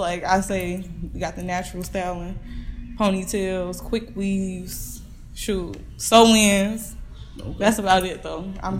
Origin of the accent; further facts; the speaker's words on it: Kankakee, Illinois, United States; moved away as an adult; also born or lived in Warner Robins, Georgia; my hometown, Kankakee, Illinois.